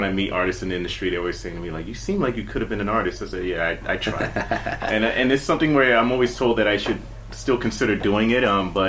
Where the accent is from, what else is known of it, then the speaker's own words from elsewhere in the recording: New York City, New York, United States; I'm from here. I'm from the Bronx, born and raised.